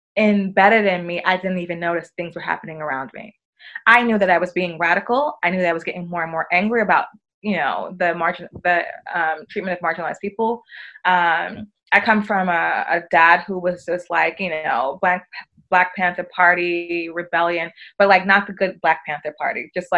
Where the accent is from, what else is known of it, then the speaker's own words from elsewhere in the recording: United Kingdom; accent: British; I had all of that on my British accent and my, you know, designer clothes